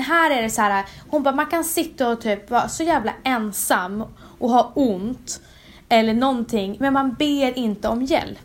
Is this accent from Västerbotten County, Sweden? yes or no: yes; Umeå, Västerbotten County, Sweden; moved away; also born or lived in Stockholm / New York; Jag kommer från Umeå. Eh, vux växte upp där och sen flyttade